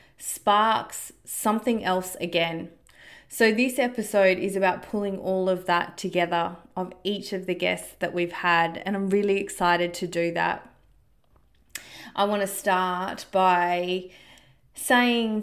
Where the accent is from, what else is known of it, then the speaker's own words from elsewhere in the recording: Australia; Growing up in Australia, disconnected from my country and being immersed in my culture.